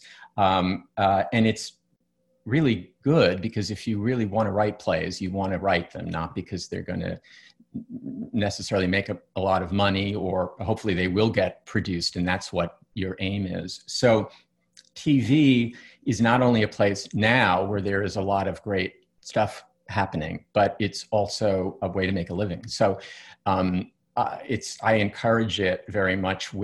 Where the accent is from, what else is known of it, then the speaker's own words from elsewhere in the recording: New York, United States; I grew up in New York and I went to plays in New York